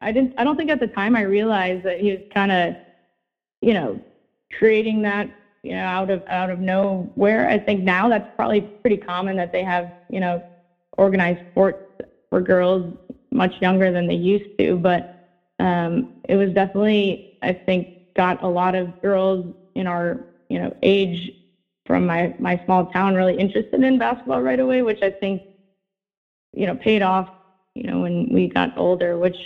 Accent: Midwest, United States; You'd think for growing up in the Midwest, I would be used to it, but I'm just not a fan of freezing.

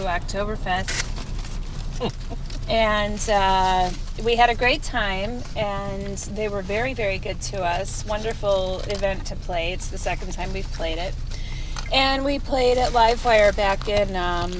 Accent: Chicago, Illinois, United States; growing up in Chicago

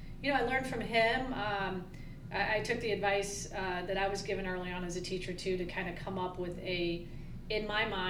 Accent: St. Louis, Missouri, United States; moved away as an adult; also born or lived in Mobile, Alabama / Myrtle Beach / Chicago; I grew up in St. Louis here

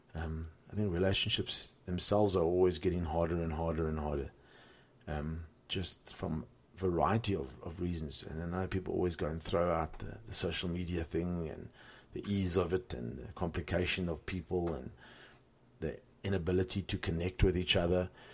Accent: Cape Town, Western Cape, South Africa; moved away as an adult; also born or lived in Johannesburg; born and raised in Cape Town. Grew up there

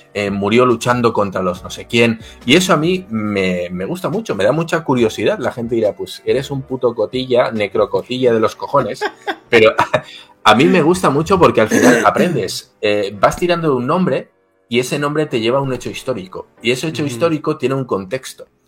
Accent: Spain

